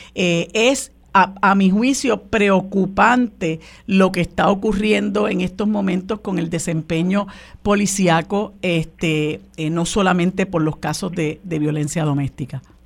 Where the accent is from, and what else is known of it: Puerto Rico